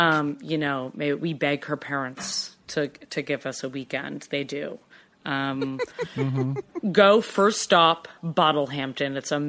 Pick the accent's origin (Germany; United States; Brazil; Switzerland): United States; Cambridge, Massachusetts; now in New York, United States; I'm from Boston.